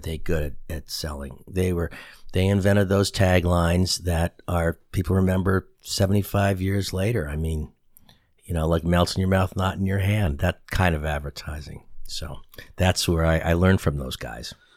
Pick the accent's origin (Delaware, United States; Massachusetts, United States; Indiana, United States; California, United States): Massachusetts, United States; Boston; accent: Boston; moved away as an adult; now in San Antonio, United States; I grew up in Boston, Massachusetts